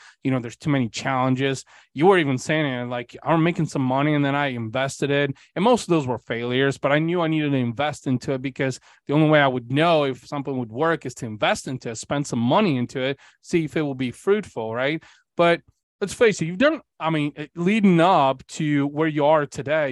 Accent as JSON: {"language": "English", "country": "Bulgaria", "tie": "born or raised there", "moved": "yes", "said": "I'm also Bulgarian. So I was born in Eastern Europe"}